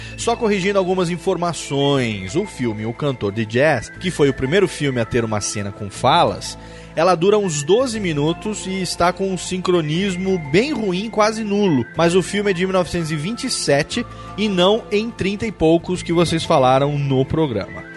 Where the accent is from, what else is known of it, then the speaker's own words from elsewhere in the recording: Brasília, Federal District, Brazil; sou de Brasília